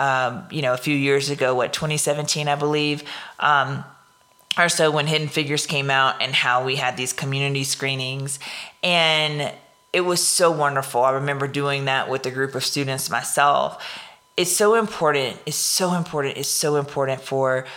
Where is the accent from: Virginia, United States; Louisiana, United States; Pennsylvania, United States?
Louisiana, United States; accent: Louisiana; my Louisiana accent